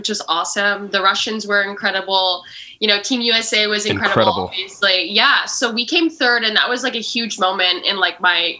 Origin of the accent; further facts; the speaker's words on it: Canada; I'm from Canada.